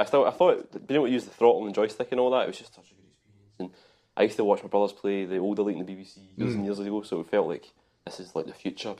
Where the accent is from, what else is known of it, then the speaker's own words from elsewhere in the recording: Glasgow, Scotland, United Kingdom; We're from Glasgow